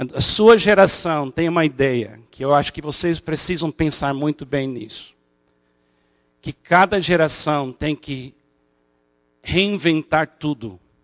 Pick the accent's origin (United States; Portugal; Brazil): United States; moved away; como bom americano escocês